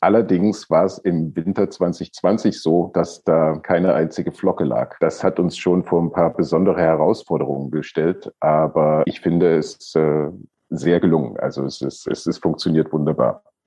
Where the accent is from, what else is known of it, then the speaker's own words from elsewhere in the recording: Germany; ich bin ja im, in der DDR aufgewachsen.